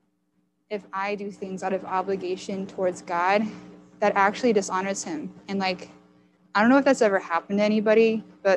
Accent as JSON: {"language": "English", "country": "United States", "said": "I'm an American"}